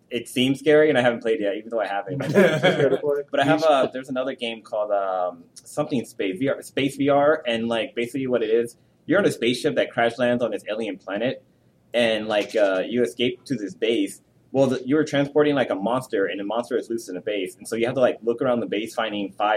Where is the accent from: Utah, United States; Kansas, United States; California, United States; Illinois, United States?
California, United States; Bay Area; we're all from the Bay Area